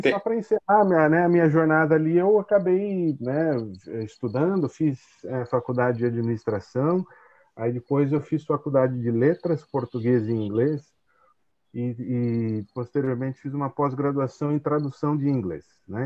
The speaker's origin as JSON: {"language": "Portuguese", "town": "Tatuí", "region": "São Paulo", "country": "Brazil", "tie": "born or raised there", "also_born_or_lived": "Santo André / Maringá", "moved": "as an adult", "lives_now": "Itajaí, Brazil", "said": "nasci em Santo André, cresci no interior é, de São Paulo, numa cidade chamada Tatuí"}